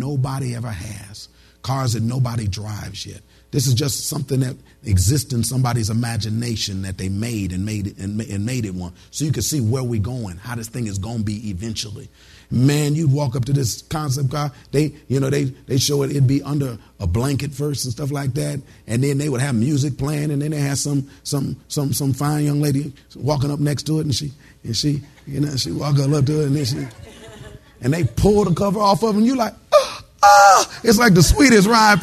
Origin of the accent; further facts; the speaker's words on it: Detroit, Michigan, United States; moved away; I'm originally from Detroit, Detroit, Michigan